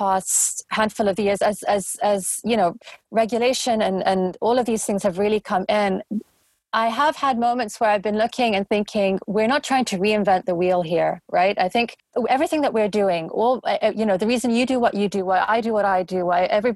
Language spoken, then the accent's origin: English; London, United Kingdom; I'm a Londoner going back a number of decades. You know, I live in a bubble here. London is a bubble